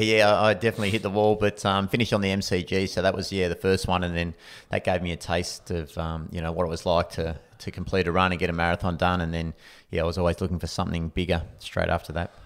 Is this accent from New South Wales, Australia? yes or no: no; Anglesea, Victoria, Australia; I grew up in Anglesey, so coastal town, um, sort of half an hour from Geelong